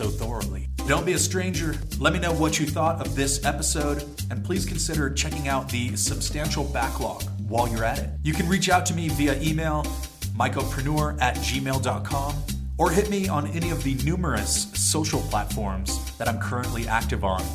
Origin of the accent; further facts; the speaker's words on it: San Diego, California, United States; I'm from San Diego